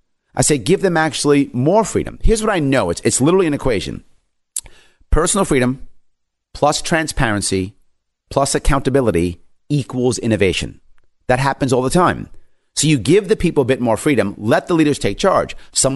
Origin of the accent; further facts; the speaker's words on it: New York, United States; I'm born and raised in New York State. My family and friends are in New York State. I love my state.